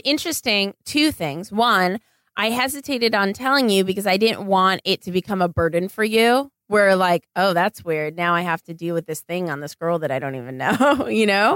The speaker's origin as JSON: {"language": "English", "town": "Los Angeles", "region": "California", "country": "United States", "tie": "born or raised there", "said": "here in my hometown of Los Angeles"}